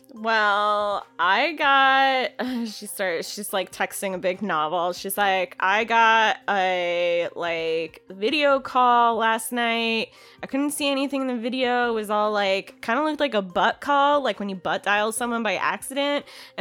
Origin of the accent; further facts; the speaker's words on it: Illinois, United States; there was like some weird instance that happened in a town actually kind of close to where I grew up in Illinois.